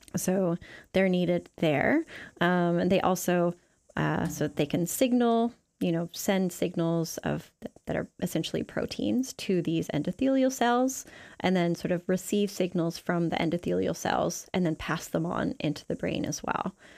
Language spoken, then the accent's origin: English; Canada; moved away as an adult; also born or lived in Seattle; now in New Zealand; I'm from Canada